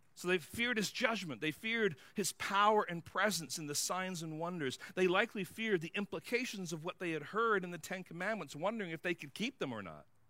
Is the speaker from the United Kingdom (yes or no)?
yes; England, United Kingdom; moved away; I grew up in England